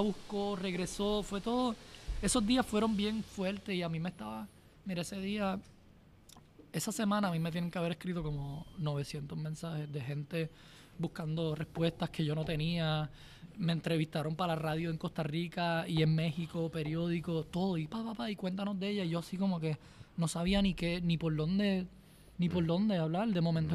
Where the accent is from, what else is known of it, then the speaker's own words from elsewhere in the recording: Puerto Rico; una pasión bien grande por Puerto Rico y la naturaleza y la belleza y, y mi tierra y mi gente